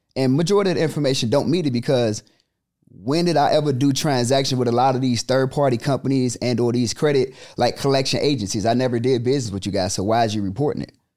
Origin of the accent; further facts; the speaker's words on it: Chicago, Illinois, United States; born and raised in the South Side of Chicago